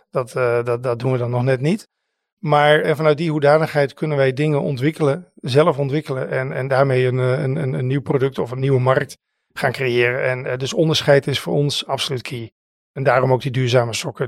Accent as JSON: {"language": "Dutch", "country": "Netherlands", "said": "wij zijn natuurlijk als Nederlanders"}